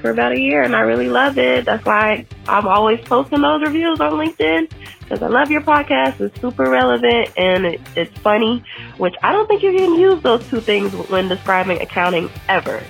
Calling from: Mexico; I'm calling in from Mexico

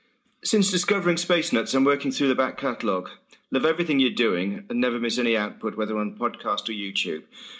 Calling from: Saltburn-by-the-Sea, North East England, United Kingdom; I'm calling from Saltburn by the Sea up on the northeast coast of Yorkshire, England.

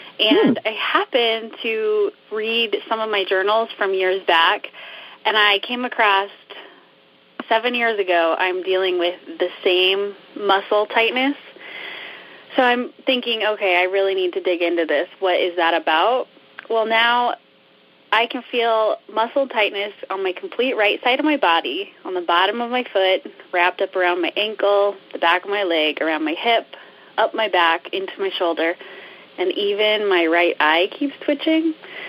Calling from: Westfield, Iowa, United States; I'm calling from Westfield, Iowa.

